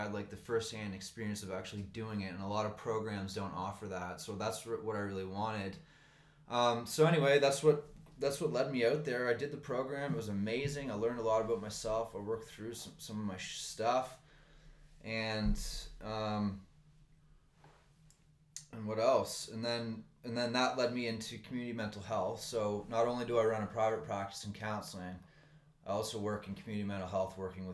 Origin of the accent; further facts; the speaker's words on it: Nova Scotia, Canada; moved away as an adult; now in Vancouver, Canada; I'm from Nova Scotia